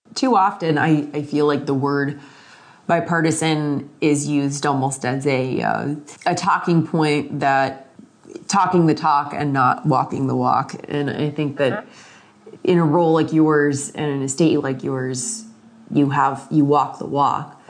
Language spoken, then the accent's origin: English; Florida, United States; moved away; I'm originally from Florida